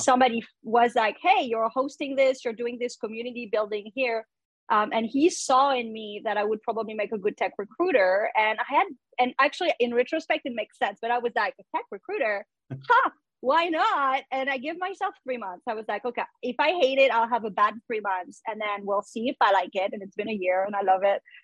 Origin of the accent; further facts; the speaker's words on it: France; English is a second language; moved away as an adult; now in New York, United States; I am uh, originally from France. I moved to the US when I was 20. I did not speak English.